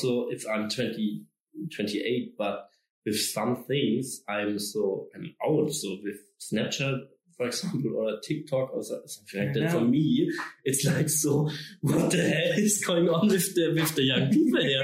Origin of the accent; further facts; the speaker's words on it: Allgäu, Bavaria, Germany; I grew up in the Allgäu. It's in South Germany with the Alps